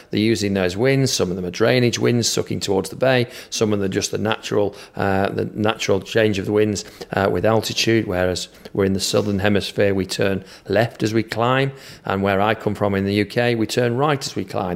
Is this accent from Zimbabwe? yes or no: no; Manchester, North West England, United Kingdom; accent: Manchester; this accent is Manchester accent from the U K, so Northern England is where this accent's from